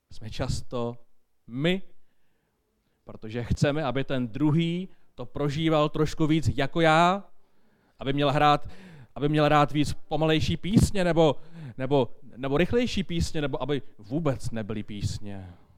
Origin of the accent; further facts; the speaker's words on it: Bohemia, Czechia; u nás v Čechách